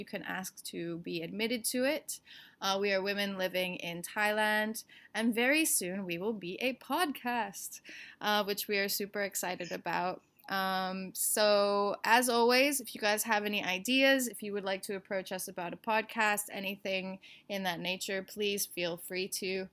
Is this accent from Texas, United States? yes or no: yes; Texas, United States; moved away; I'm from Texas